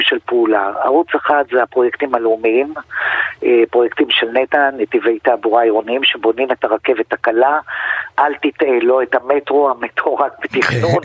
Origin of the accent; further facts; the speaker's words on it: Tel Aviv, Tel Aviv District, Israel; גם אני תושבת תל אביב